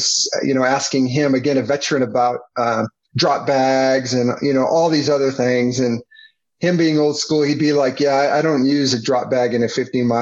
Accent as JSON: {"language": "English", "town": "Prescott", "region": "Arizona", "country": "United States", "tie": "born or raised there", "also_born_or_lived": "Phoenix, Arizona / Southern California", "said": "I grew up in Prescott, and so I was born in Phoenix. We moved up to Prescott when I was very young"}